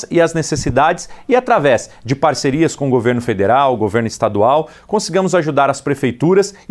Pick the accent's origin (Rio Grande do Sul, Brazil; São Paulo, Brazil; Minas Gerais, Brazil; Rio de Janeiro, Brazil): São Paulo, Brazil; Ferraz de Vasconcelos; also born or lived in Mogi das Cruzes; Eu sou da cidade de Mogi das Cruzes, nascido em Mogi das Cruzes, mas me criei em Ferraz de Vasconcelos, na região do Alto Tietê, em São Paulo.